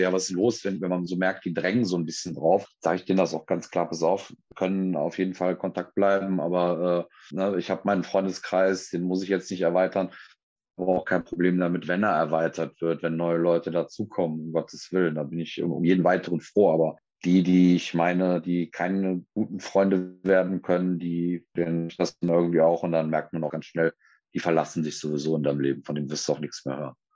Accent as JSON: {"language": "German", "town": "Cologne", "region": "North Rhine-Westphalia", "country": "Germany", "said": "ich bin eine Kölsche Jung, das ist bei uns so"}